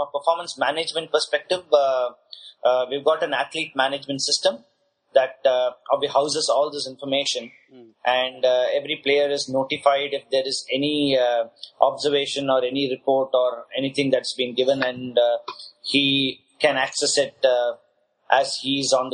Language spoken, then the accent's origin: English; Chennai, Tamil Nadu, India; I hail from Chennai and a place called Besanagar